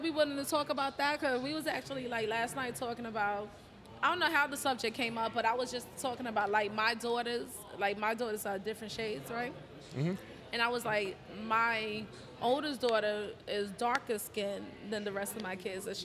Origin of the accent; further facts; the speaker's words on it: New York City, New York, United States; I'm from the Bronx.